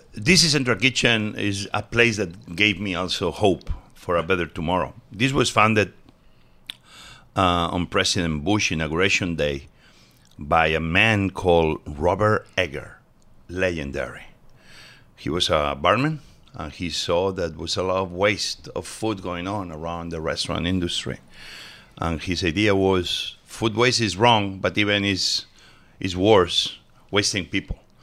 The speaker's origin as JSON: {"language": "English", "town": "Barcelona", "region": "Catalonia", "country": "Spain", "tie": "born or raised there", "also_born_or_lived": "Mieres, Asturias, Spain", "said": "So I was born in Asturias, but we moved very early on to Barcelona"}